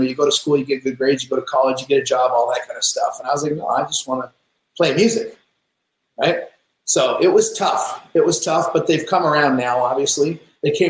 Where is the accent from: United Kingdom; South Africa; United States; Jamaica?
United States; Seattle, Washington; I grew up in Seattle.